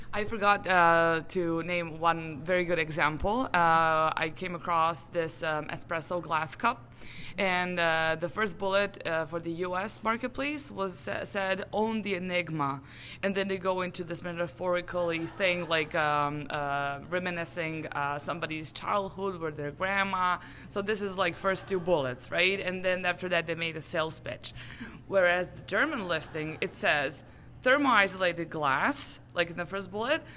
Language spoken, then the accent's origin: English; Serbia; I come from Serbia